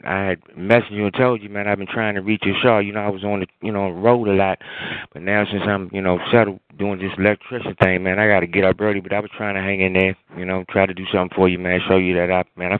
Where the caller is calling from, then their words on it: Waldorf, Maryland, United States; I'm calling from Waldorf, Maryland.